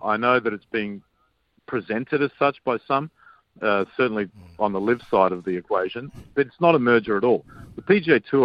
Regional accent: Australia; I grew up with in Australia

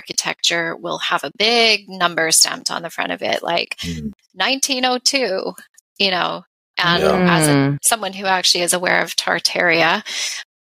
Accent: Canada; we're Canadian

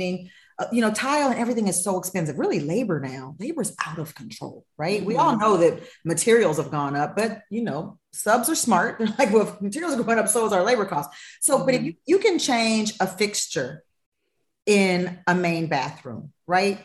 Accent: Los Angeles, California, United States; moved away as an adult; also born or lived in Nashville; I am from Los Angeles, born and raised. So I have been right here in the Fairfax District. I grew up right on around Fairfax and Olympic my whole life.

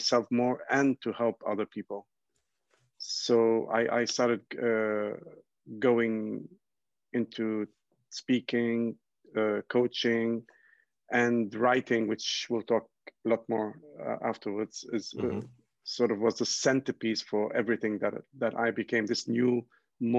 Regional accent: Ghana; also born or lived in Lebanon / United Kingdom; I'm originally from Lebanon in the Middle East. And my parents immigrated to Ghana, West Africa, and I was born here in Ghana.

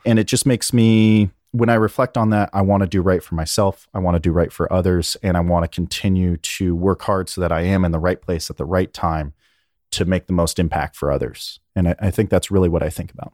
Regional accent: Berkeley, California, United States; also born or lived in Alamo, California; I was born in Northern California in Berkeley

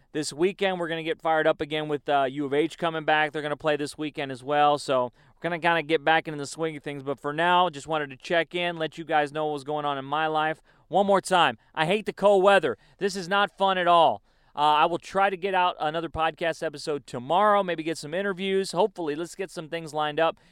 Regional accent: Chicago, Illinois, United States; moved away; I was going to school in Chicago. I was born in Chicago.

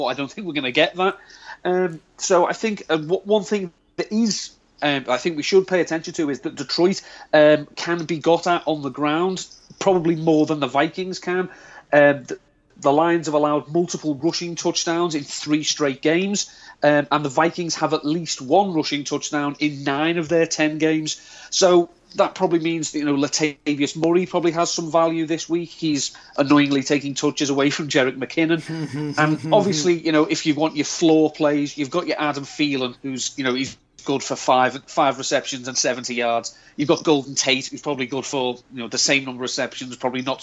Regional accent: United Kingdom; accent: British

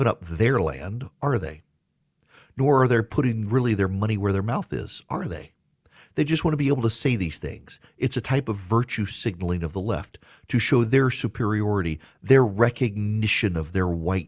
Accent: Dubai, United Arab Emirates; also born or lived in United States; I was born and raised in the United States. Well, okay, not fair. I grew up in Dubai, but I was born here in the United States.

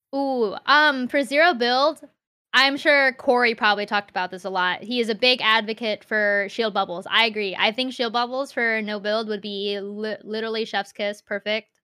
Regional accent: Central Virginia, United States; I've been living in Central Virginia since I was, like, four years old.

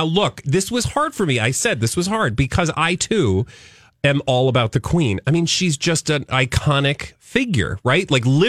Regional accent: United States; As an American

